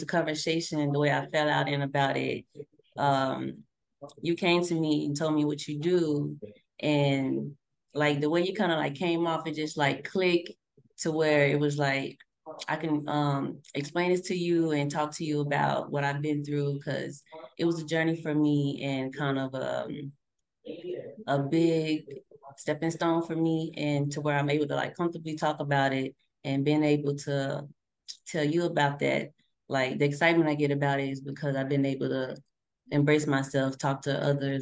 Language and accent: English; Dallas, Texas, United States; I'm from Dallas, Texas